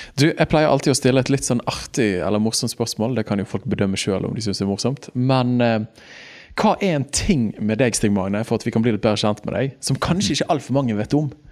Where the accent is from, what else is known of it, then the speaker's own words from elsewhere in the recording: Bergen, Vestland, Norway; Jeg er jo Åsane-gutt